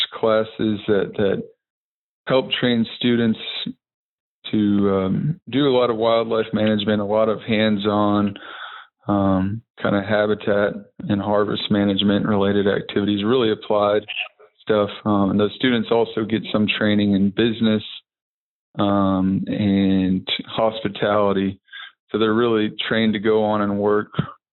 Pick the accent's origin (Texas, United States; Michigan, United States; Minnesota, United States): Texas, United States; I grew up in Texas.